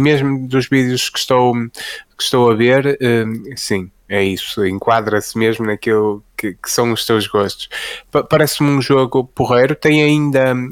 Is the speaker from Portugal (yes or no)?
yes; Fafe, Norte, Portugal; sou, sou de Faf, não é? Como até quem me ouvir a dizer quente e, e 80 saberá